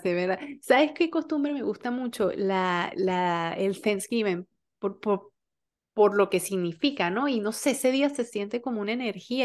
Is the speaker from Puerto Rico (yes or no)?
no; Venezuela; moved away; como venezolanos